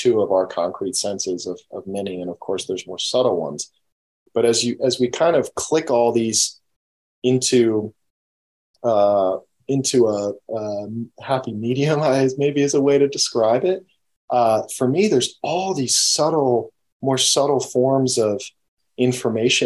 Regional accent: United States; I grew up in the United States

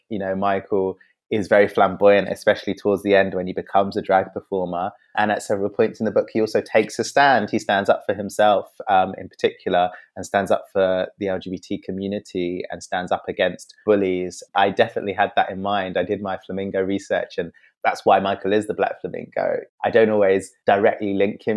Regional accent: London, United Kingdom; I'm also mixed race. Yeah, also grew up in London

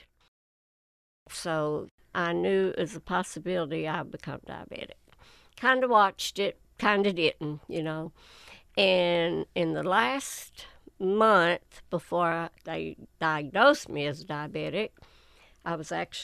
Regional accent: Whitesburg, Kentucky, United States; born or raised there

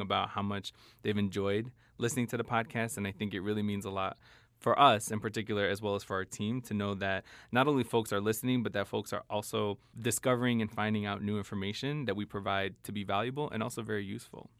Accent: Chicago, Illinois, United States; I was in Chicago 'cause I grew up in Chicago

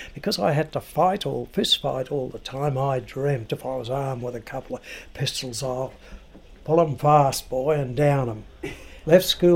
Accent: Australia; also born or lived in Western Desert; now in Surrey, United Kingdom; I grew up around the Murray River area, Murray River Basin area, and the waterways that link it.

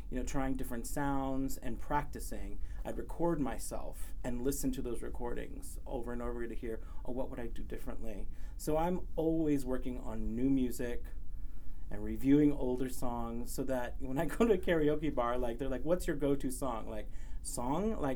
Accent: Cerritos, California, United States; also born or lived in Lake Elsinore, California; I'm from Southern California. I grew up mostly in Cerritos, California uh, which is in Long Beach area. And for a while, I lived in uh, Lake Elsinore, which is out in um, Riverside County.

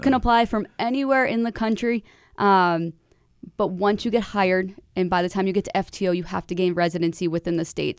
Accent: Manchester, New Hampshire, United States; I'm from Manchester

